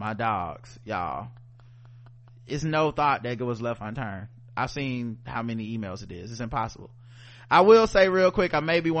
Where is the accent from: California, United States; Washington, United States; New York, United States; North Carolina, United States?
North Carolina, United States; Charlotte; also born or lived in Fayetteville; I'm born and raised in Charlotte